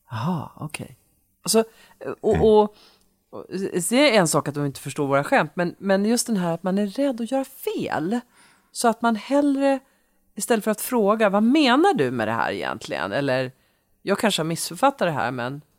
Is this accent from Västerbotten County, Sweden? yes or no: yes; Umeå, Västerbotten County, Sweden; born there; Så var det Umeå, min födelsestad.